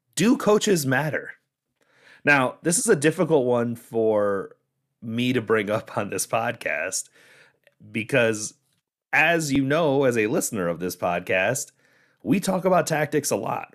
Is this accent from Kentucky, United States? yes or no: no; Michigan, United States; moved away; I'm from Michigan originally